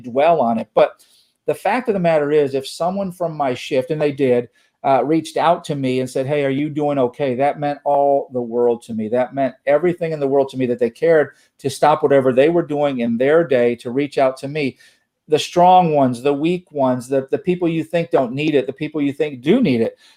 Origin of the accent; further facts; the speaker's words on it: East Coast, United States; now in Texas, United States; I grew up on the East Coast. I am in the United States of Texas now